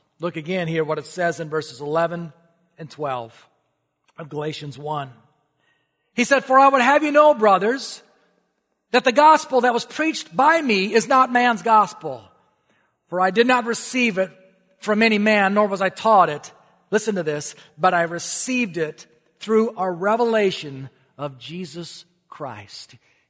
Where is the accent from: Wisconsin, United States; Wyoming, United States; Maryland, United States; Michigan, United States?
Wisconsin, United States; also born or lived in Minnesota; I grew up in Wisconsin and Minnesota. Our families moved frequently. And because my mom had horses, well, that meant we would never live in the city. We were always searching for a nice country home, often like an old farmhouse that needed to be updated.